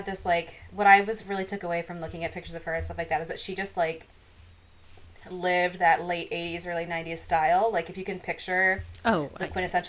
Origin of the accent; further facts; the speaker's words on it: Midwest, United States; accent: Midwestern; I don't pretend to be southern. I'm from the Midwest.